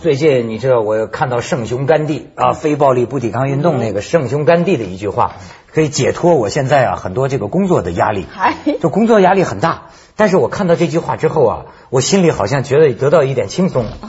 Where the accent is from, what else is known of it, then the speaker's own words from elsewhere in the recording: China; 我们中国人